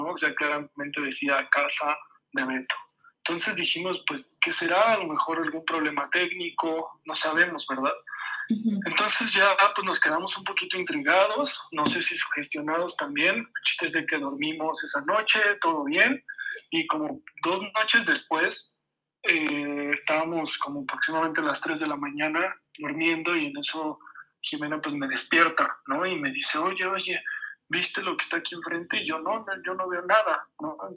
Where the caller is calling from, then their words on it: Mexico City, Mexico; de la Ciudad de México.